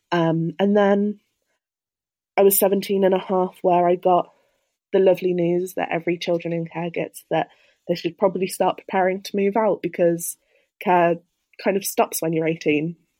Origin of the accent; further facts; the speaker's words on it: Birmingham, West Midlands, United Kingdom; moved away as an adult; now in Cambridge, United Kingdom; I'm originally from Birmingham